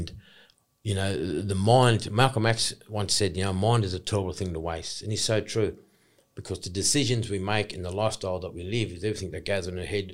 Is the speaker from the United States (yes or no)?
no; Australia; I'm an Aboriginal man. I'm from the Kamilaroi clan, you know, Kamilaroi Nation